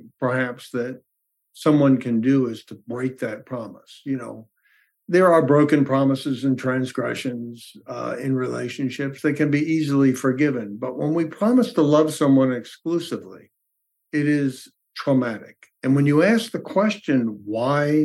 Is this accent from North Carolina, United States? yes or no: no; New York, United States; I was raised in New York